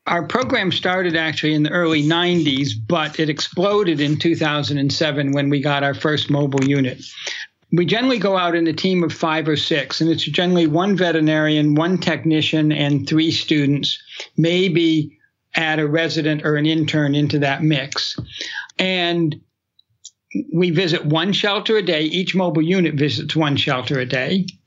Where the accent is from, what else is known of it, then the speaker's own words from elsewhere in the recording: New Hampshire, United States; I grew up in New Hampshire